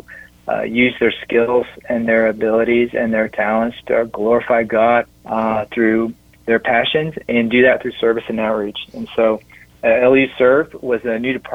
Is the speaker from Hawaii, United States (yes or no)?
no; Augusta, Georgia, United States; moved away as an adult; also born or lived in Raleigh-Durham area; now in Lynchburg, United States; I grew up there in Augusta where the Masters is played